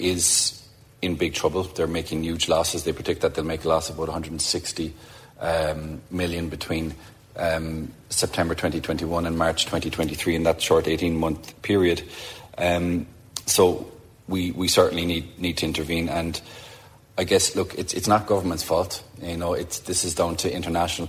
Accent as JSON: {"language": "English", "town": "Clonakilty", "region": "Munster", "country": "Ireland", "tie": "born or raised there", "said": "my hometown of Clonakilty"}